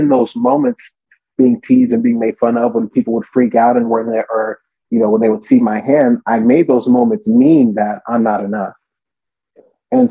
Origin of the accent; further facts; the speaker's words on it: Southern California, United States; I was born and raised here in SoCal.